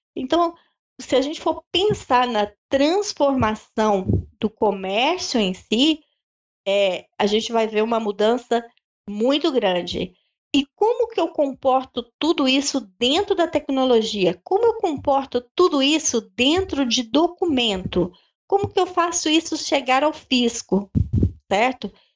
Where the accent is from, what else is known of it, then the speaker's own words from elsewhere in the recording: Brazil; nós somos, brasileiros